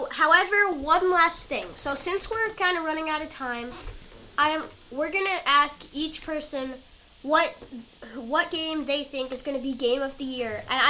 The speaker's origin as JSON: {"language": "English", "region": "Massachusetts", "country": "United States", "tie": "born or raised there", "said": "Yeah, my hometown. Well, not my hometown, just my home state."}